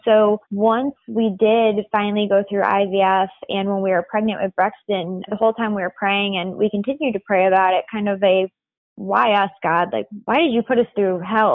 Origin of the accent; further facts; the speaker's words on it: Northwest Indiana, United States; moved away as an adult; I grew up in Northwest Indiana. It's about 25 minutes outside of Chicago